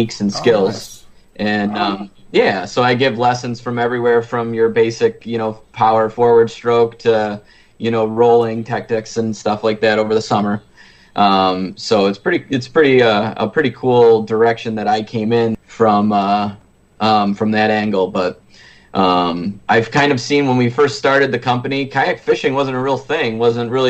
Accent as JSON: {"language": "English", "area": "Lake Ontario", "region": "New York", "country": "United States", "tie": "born or raised there", "said": "I grew up on Lake Ontario"}